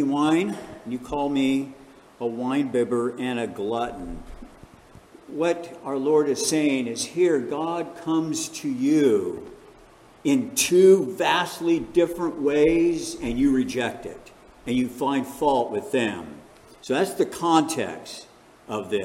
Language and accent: English; Chicago, Illinois, United States; now in California, United States; I was born in Chicago, Illinois